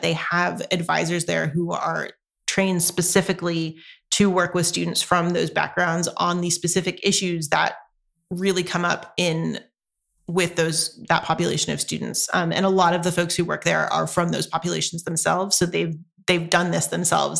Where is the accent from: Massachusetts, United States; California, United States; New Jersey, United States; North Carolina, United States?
North Carolina, United States; moved away as an adult; now in Santa Barbara, United States; I grew up in North Carolina, so the culture is incredibly different there.